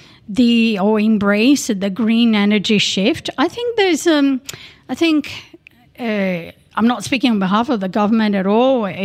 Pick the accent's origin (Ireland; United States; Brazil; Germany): Brazil; moved away as an adult; now in Queensland, Australia; I am originally from Brazil, but I have been in Australia for almost 20 years